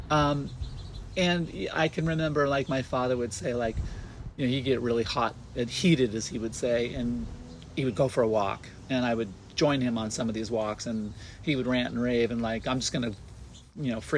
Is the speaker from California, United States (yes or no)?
yes; California, United States; I was born in San Diego